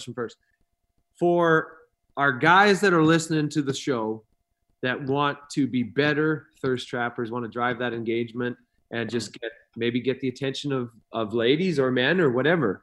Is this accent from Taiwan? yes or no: no; Canada; also born or lived in Idaho; now in Los Angeles, United States; I'm a Canadian